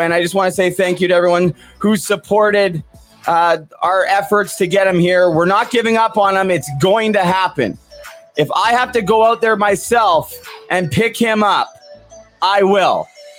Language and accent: English; Vancouver, British Columbia, Canada; now in Muskoka, Canada; coming at you guys live from Muskoka, Ontario. I love it up here, God's country. I am from Vancouver.